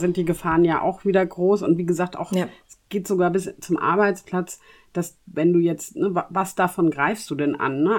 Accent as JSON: {"language": "German", "country": "Germany", "said": "bei uns in Deutschland"}